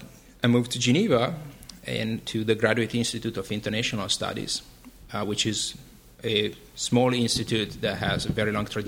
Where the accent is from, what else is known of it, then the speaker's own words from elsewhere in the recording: Milan, Lombardy, Italy; moved away as an adult; also born or lived in Vienna, Austria; now in New York, United States; I was born and raised in Milan, in Italy, and between Milan and Vienna in Austria, where family of my mom is.